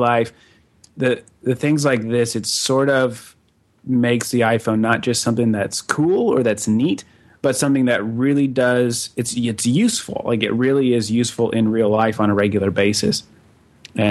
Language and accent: English; Denver, Colorado, United States; now in Kansas City, United States; Denver, my hometown